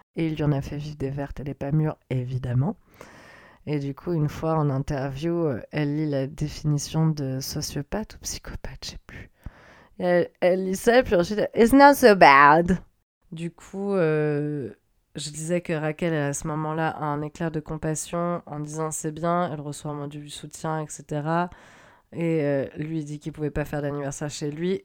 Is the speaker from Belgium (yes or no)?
no; France; je suis française hein, d'origine